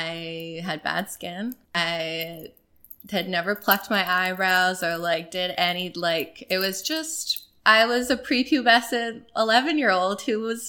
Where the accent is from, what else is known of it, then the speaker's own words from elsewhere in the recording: Toronto, Ontario, Canada; also born or lived in Montreal; I was born in Toronto. I grew up here, lived in the city. I grew up in the beaches, but lived in the cities my entire life and left for university